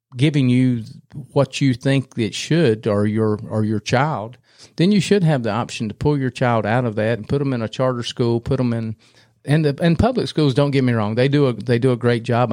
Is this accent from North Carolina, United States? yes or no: yes; Cramerton, North Carolina, United States; also born or lived in Raleigh; I grew up in Cramerton